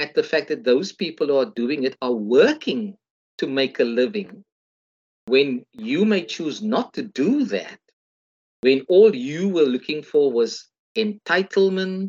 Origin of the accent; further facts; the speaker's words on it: South Africa; as a South African